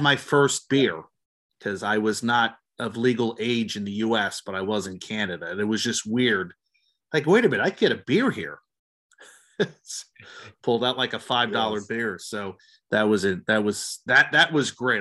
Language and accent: English; New Jersey, United States; I grew up in New Jersey, was living in New Jersey in 2000